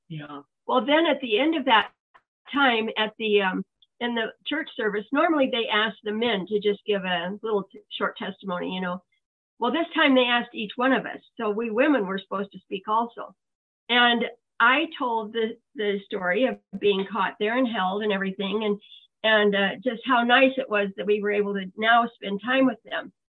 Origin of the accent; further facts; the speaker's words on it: Iowa, United States; moved away as an adult; also born or lived in Europe; I, I grew up in Iowa and I never thought I would leave Iowa